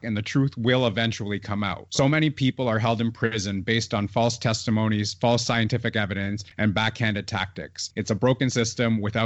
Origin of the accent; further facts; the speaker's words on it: Canada; I'm Canadian